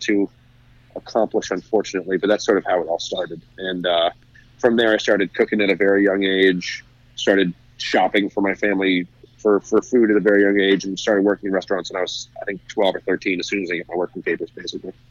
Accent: New Jersey, United States; also born or lived in New York; I grew up in New Jersey

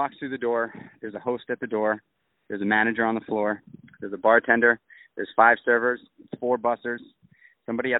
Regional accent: New York City, New York, United States; when I was a kid, I grew up in Manhattan

